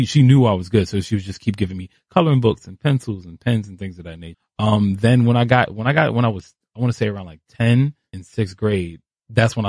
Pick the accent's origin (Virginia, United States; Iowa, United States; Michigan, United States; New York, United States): New York, United States; New York City; also born or lived in Brooklyn; I was born in Harlem. I was raised in East Harlem until maybe I was like 14